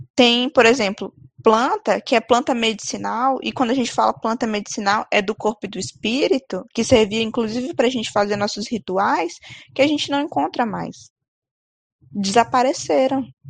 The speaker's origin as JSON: {"language": "Portuguese", "region": "Amazon", "country": "Brazil", "said": "a nossa, né, a Amazônia"}